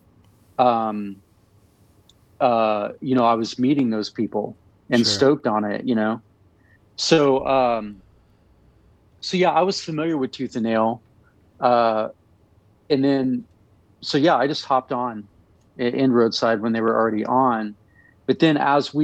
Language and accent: English; Tulsa, Oklahoma, United States; growing up in Tulsa, Oklahoma, you're surrounded by religion and Christianity